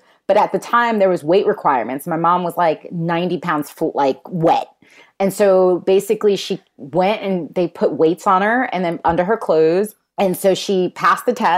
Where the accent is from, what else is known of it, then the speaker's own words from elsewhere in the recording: New York City, New York, United States; I was born in Queens